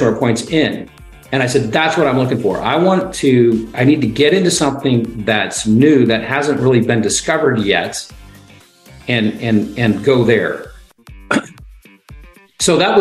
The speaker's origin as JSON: {"language": "English", "region": "Ohio", "country": "United States", "tie": "born or raised there", "said": "growing up in Ohio"}